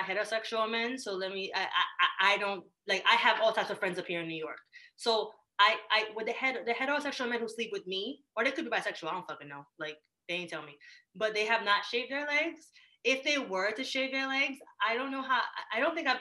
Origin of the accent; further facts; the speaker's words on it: Jamaica; moved away; I grew up in Jamaica